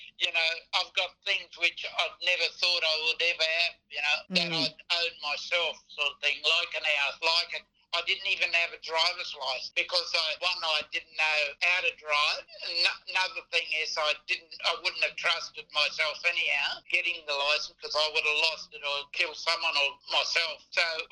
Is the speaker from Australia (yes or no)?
yes; Onslow, Western Australia, Australia; moved away; also born or lived in Kalgoorlie; growing up in Onslow, you're familiar with your culture up that way and that protocol